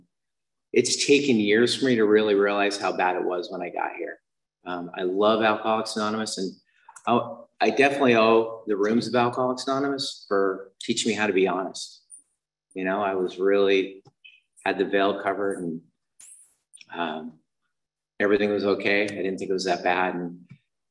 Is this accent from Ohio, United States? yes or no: no; Utah, United States; I was raised in Utah